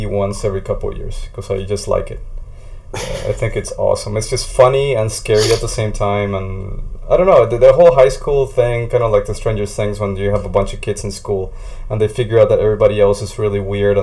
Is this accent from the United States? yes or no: no; Colombia; growing up in Colombia